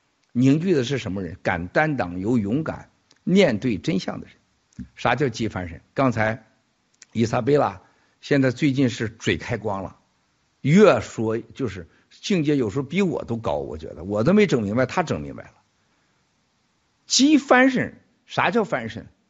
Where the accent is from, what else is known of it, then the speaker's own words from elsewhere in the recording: near Chaocheng, Shandong, China; moved away; 我小的时候在我们家古城旁边有个朝城，朝城有回民